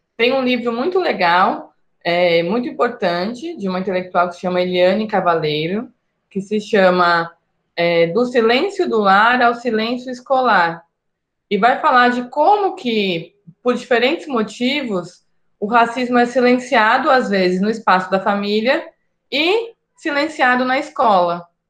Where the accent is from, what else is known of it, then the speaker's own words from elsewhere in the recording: São Paulo, Brazil; eu sou pertencente a uma família nordestina que migrou para São Paulo, que foi onde eu nasci e onde eu cresci